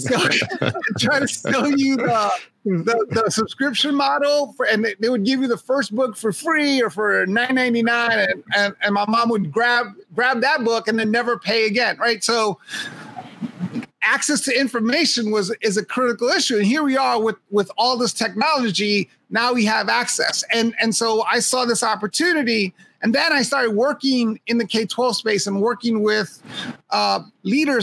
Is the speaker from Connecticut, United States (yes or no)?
no; New York, United States; I was a kid growing up in Hell's Kitchen